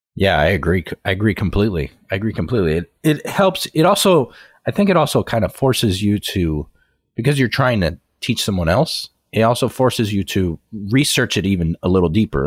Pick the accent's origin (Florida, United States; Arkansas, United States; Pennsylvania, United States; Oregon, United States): Florida, United States; Miami; I'm originally from Miami